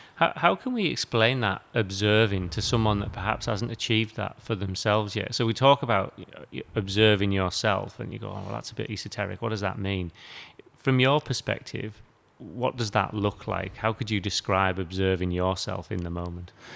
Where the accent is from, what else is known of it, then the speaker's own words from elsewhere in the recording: United Kingdom; now in Australia; I come from the UK